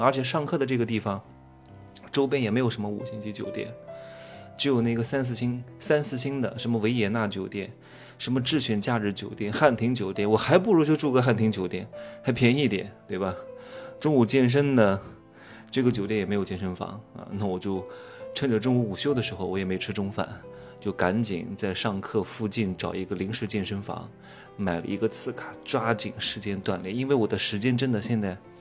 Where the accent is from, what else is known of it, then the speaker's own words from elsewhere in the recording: China; 我们中国人